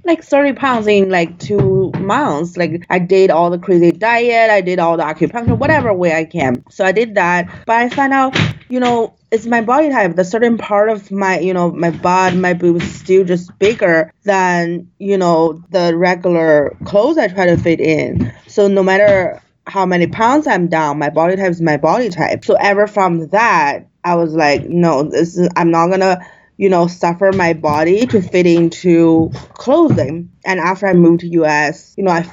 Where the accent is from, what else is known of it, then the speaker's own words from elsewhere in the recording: China; moved away as an adult; also born or lived in Germany; now in New York, United States; I was born and raised in China, but grew up a little bit in Germany. So there's a little bit back and forth between China and Germany, and moved to the US when I was 18